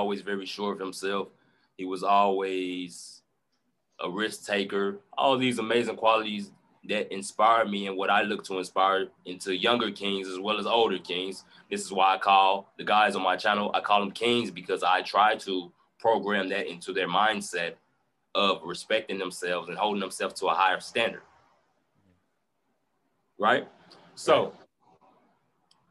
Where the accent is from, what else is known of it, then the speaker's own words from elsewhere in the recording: Chicago, Illinois, United States; moved away; also born or lived in Indianapolis; So I come from Chicago, South Side. It's a rough area